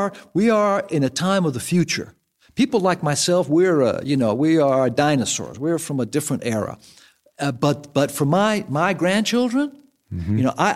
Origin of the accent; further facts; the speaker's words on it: New York City, New York, United States; now in Phoenix, United States; from my home state, from New York City.